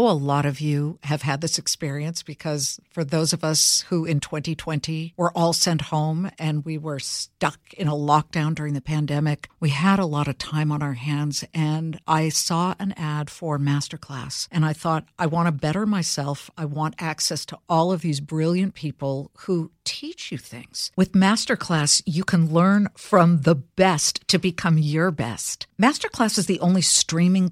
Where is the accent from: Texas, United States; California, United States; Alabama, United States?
California, United States; California, which is my home state